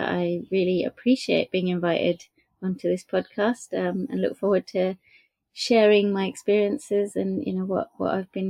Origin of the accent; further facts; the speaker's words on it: Norway; moved away as an adult; also born or lived in Brighton, England; now in United Kingdom; I grew up in Norway, so we used to come to England a lot and during holidays